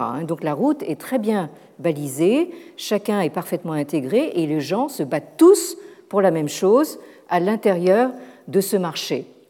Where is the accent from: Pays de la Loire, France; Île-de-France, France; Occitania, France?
Île-de-France, France; Paris; en tant que Parisien